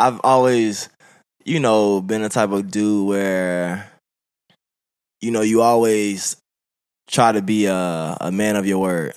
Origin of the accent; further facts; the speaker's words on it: Birmingham, Alabama, United States; moved away; I'm from Birmingham, Alabama